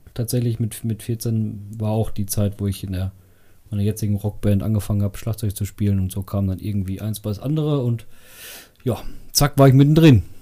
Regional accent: Bad Fredeburg, North Rhine-Westphalia, Germany; also born or lived in Meschede; ich komme äh, tatsächlich aus Bad Fredeburg. Bin ähm, hier zwar nicht geboren, aber aufgewachsen

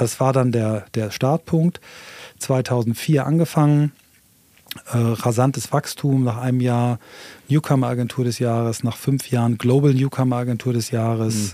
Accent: Flensburg, Schleswig-Holstein, Germany; moved away; also born or lived in London / Hamburg; ich bin also in Flensburg geboren, ähm, Marinestadt

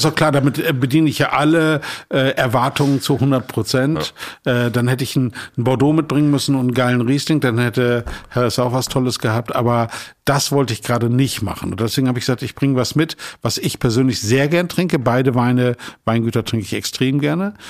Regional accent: Emsland, Lower Saxony, Germany; moved away as an adult; also born or lived in Marburg; now in Hamburg, Germany; ich komme aus dem Emsland. Äh, Emsland ist eine Region, da trinkt man Bier und Schnaps.

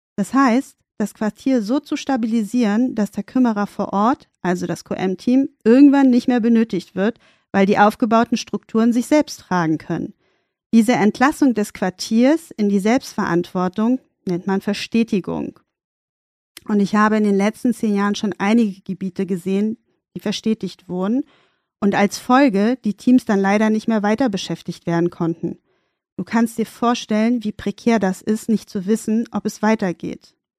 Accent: Berlin, Germany; In Charlottenburg sind wir dann auch geblieben und das war dann auch meine Basis, wo ich aufgewachsen bin

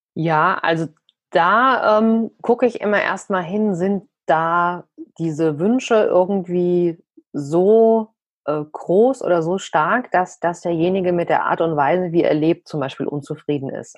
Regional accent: Frankfurt, Hesse, Germany; bei uns in Frankfurt

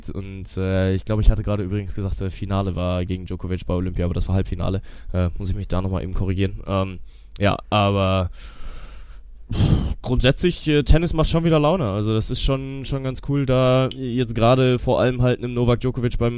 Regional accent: Cologne, North Rhine-Westphalia, Germany; wir haben die Champions League zu Gast hier bei mir in meiner Heimatstadt in Köln.

